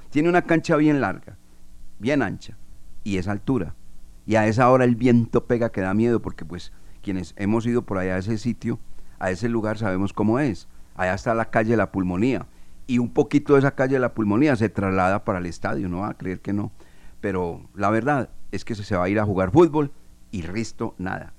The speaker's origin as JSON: {"language": "Spanish", "country": "Colombia", "said": "soy muy colombiano"}